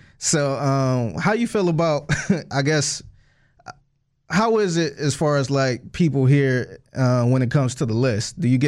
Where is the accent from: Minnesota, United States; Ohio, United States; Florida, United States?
Ohio, United States; Cleveland; as an artist growing up in Cleveland